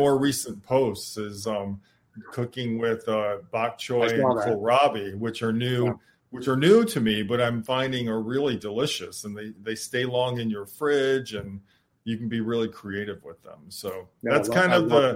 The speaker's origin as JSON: {"language": "English", "region": "Michigan", "country": "United States", "tie": "born or raised there", "said": "I grew up in Michigan"}